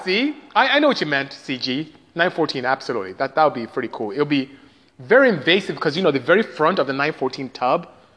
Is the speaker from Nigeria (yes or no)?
yes; Nigeria; moved away; I am Nigerian, so I speak Igbo and English and Patois, which is what you may know here, but back home is broken English